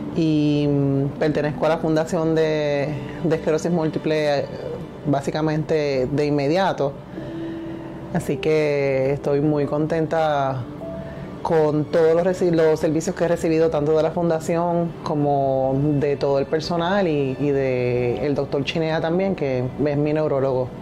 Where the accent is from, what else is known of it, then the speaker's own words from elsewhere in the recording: Carolina, Puerto Rico; also born or lived in Lares, Puerto Rico; soy natural de Lares, de Castañer, eh, pero me crié toda mi vida en Carolina